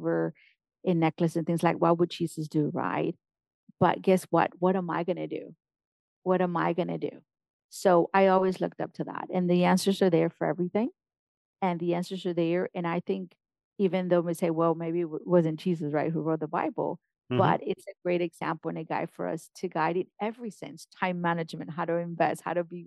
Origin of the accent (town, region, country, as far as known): Mexico; born or raised there; first language Spanish; English is a second language; now in United States